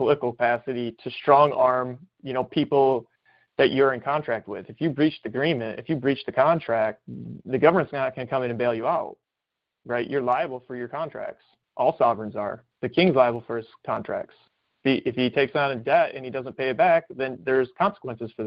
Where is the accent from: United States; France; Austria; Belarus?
United States; Michigan; I was born in Michigan